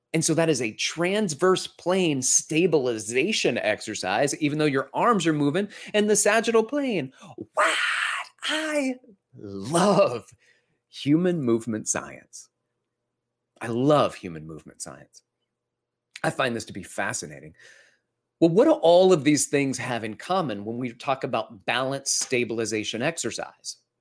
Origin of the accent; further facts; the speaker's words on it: Alabama, United States; we're from Alabama, so I, I'm gonna Alabama on you for a moment here with my dad.